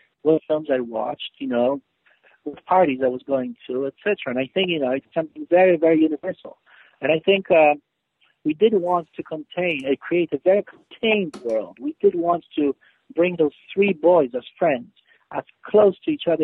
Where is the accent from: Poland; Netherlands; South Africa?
Poland; moved away as an adult; now in United Kingdom; I grew up in Poland. I'm Polish. I haven't lived in Poland for almost 30 years now. And I, you know, I've lived in the UK for 18 years